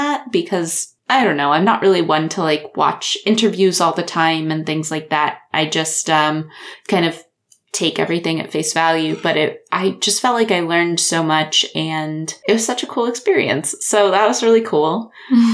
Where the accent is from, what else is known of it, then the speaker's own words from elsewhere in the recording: Iowa, United States; where I went to college and, and, like, close to where I grew up